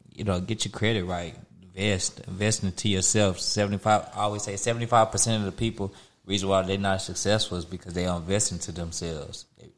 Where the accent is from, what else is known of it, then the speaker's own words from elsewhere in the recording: Houston, Texas, United States; It's your boy … I'm from Houston, Texas.